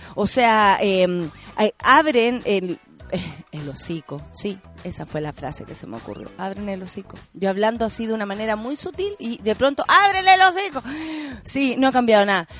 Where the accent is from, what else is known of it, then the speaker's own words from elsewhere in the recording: Chile; En mi país a las mujeres tanto, o en mi país no hay ley de aborto